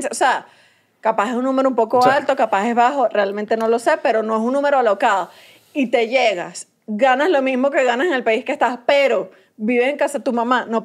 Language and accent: Spanish; Venezuela; igual capaz pelo bola, capaz igual en Venezuela, pero en mi tierra.